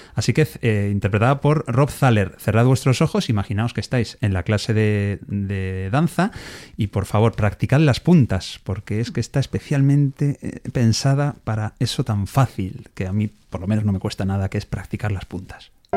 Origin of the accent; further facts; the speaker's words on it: Alcalá de Henares, Community of Madrid, Spain; also born or lived in Navarre; yo nací en Alcalá de Henares